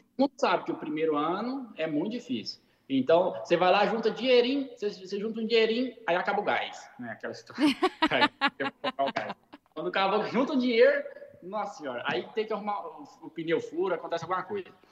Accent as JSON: {"language": "Portuguese", "region": "Goiás", "country": "Brazil", "also_born_or_lived": "California", "moved": "as an adult", "lives_now": "United States", "said": "eu sou de Goiás"}